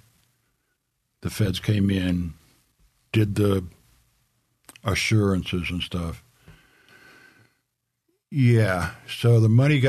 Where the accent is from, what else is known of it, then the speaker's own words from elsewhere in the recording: upstate New York, United States; now in San Diego, United States; they moved to New York, upstate New York, and presto change of I was born